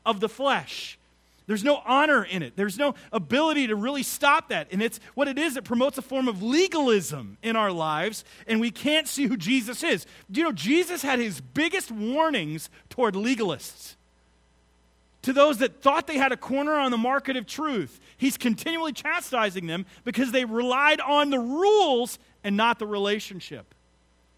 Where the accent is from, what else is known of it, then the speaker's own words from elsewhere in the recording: United States; I am not an American Christian. I'm a Christian American